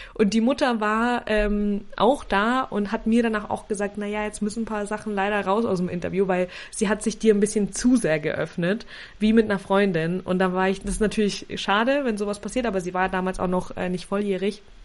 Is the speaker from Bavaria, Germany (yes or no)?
yes; Nuremberg, Bavaria, Germany; Also ich komme aus Nürnberg